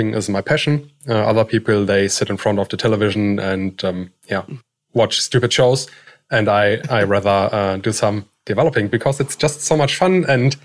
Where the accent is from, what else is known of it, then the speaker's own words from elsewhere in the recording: Germany; moved away as an adult; I'm from Germany.